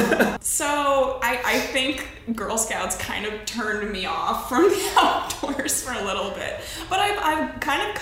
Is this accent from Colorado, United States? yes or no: yes; Denver, Colorado, United States; born or raised there; also born or lived in St. Louis, Missouri